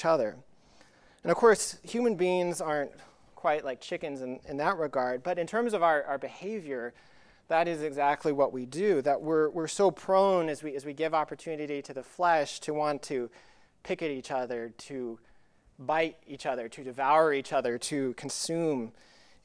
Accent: Colorado, United States; when I was young growing up in Colorado

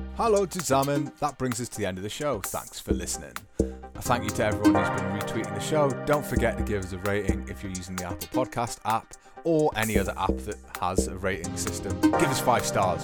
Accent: Newcastle upon Tyne, North East England, United Kingdom; accent: Geordie; also born or lived in Scotland; now in Germany; I love my dialect and I work very hard to retain my accent when I'm not teaching.

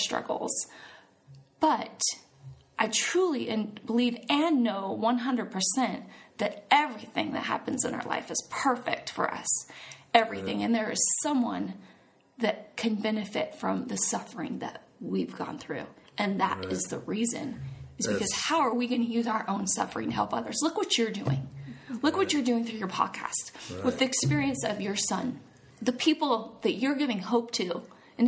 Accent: Wyoming, United States; I'm from Wyoming

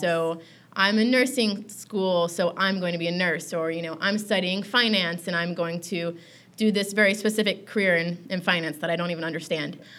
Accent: Tallahassee, Florida, United States; I grew up in Tallahassee, Florida

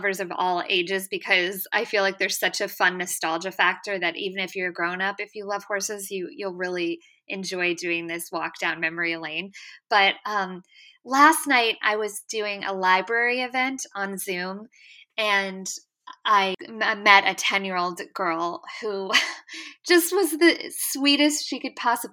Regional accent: near Omaha, Nebraska, United States; Omaha, near where we grew up in Nebraska

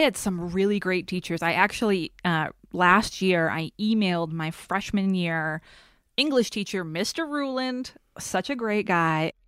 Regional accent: Haverhill, Massachusetts, United States; moved away as an adult; also born or lived in Los Angeles; I grew up in Haverhill, Massachusetts

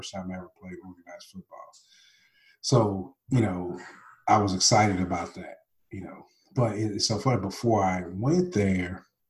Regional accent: Oklahoma, United States; also born or lived in Nashville, United States / Okinawa, Japan; Well, I grew up here in Nashville, Tennessee. I spent, most of my time, I guess, from 0 to 6, I spent here. And then I spent a couple of years in Okinawa, Japan, from like 7 to 9. And then I spent most of my time after that in Oklahoma.

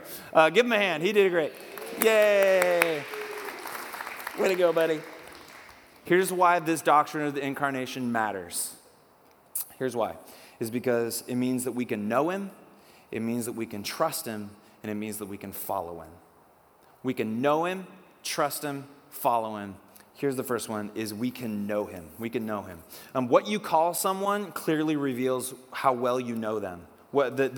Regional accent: Oak Harbor, Washington, United States; where I grew up in Oak Harbor

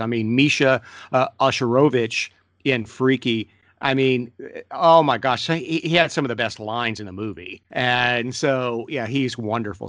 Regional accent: Ohio, United States; I'm from Ohio.

